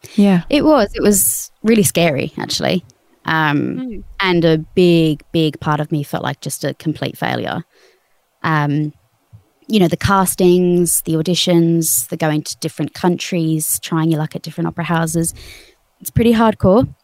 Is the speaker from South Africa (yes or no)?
no; Australia; moved away as an adult; now in United Kingdom; I'm Australian